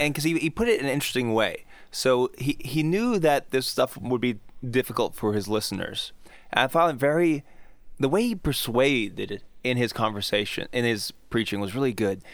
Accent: United States; I'm an American

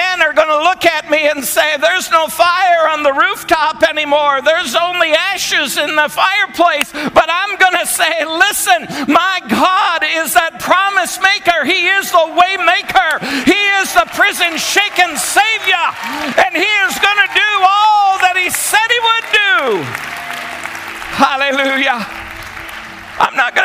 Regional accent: Vermont, United States; moved away; we're originally from Vermont. We grew up in Vermont.

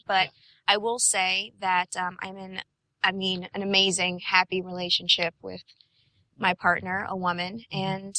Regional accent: United States; also born or lived in Louisiana (roots); I'm an American. I'm not an African American. I'm an American.

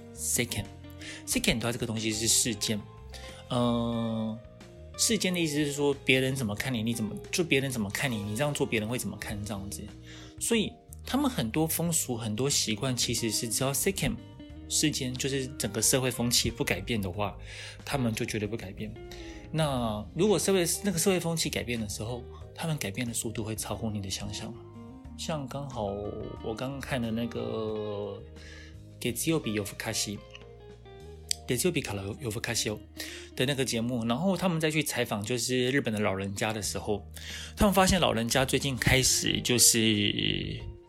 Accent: Taiwan; 以我们台湾人来讲

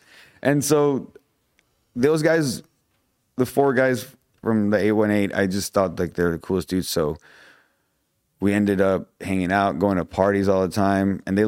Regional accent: Topanga, California, United States; Oh, I come from Topanga. I'm like, oh, what? The Topanga, Cahuenga, you know, whatever.

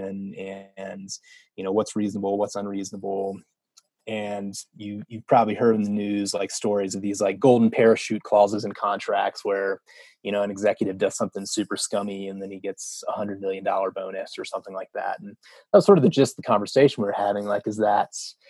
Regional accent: North Carolina, United States; moved away as an adult; also born or lived in Wyoming; I grew up in North Carolina, went to college there

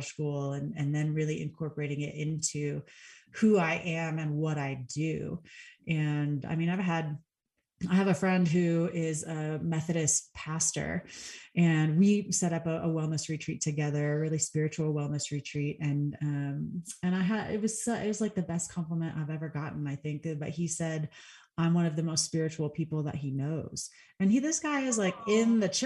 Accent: Texas, United States; moved away as an adult; now in Colorado, United States; Texas, where I'm from

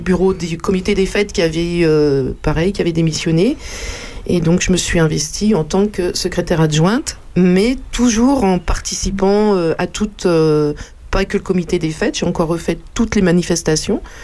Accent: Paris, Île-de-France, France; moved away as an adult; now in Champignelles, France; je suis une Parisienne

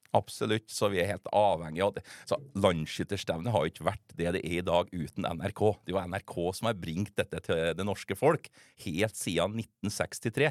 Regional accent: Steinkjer, Trøndelag, Norway; Det er jo der jeg kommer fra

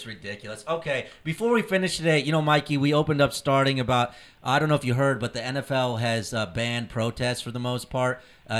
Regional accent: Indianapolis, Indiana, United States; I grew up in Indianapolis.

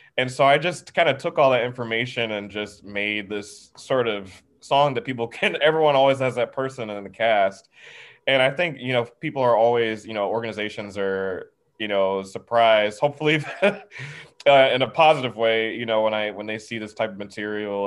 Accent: the South, United States; growing up in the South

